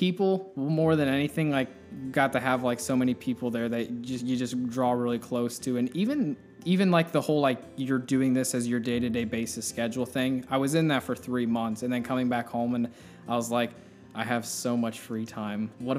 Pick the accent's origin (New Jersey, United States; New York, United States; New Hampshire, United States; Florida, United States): Florida, United States; also born or lived in Florence, Kentucky / Texas / Ohio / Pennsylvania; I haven't been there very many times since we moved to Florida. I was 4 when we moved to Florida, so mm-hmm. I always just say I grew up in Florida.